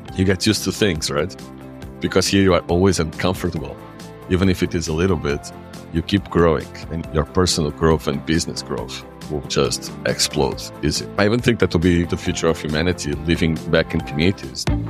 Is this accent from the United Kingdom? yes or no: no; Lisbon, Portugal; English is a second language; moved away as an adult; now in Madeira, Portugal; I grew up in the city, I grew up in Lisbon